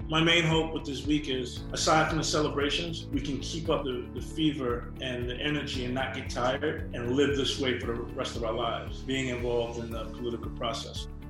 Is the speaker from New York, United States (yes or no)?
yes; New York City, New York, United States; also born or lived in Atlanta, Georgia; So when we were three months old, we moved to Queens. Um, and that's how I grew up in New York.